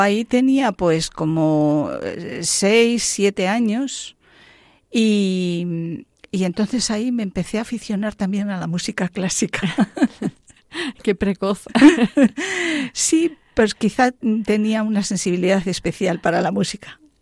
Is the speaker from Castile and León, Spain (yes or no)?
yes; La Pola de Gordón, Castile and León, Spain; moved away; yo soy de un pueblo de, de León, ¿eh? que se llama La Pola de Gordón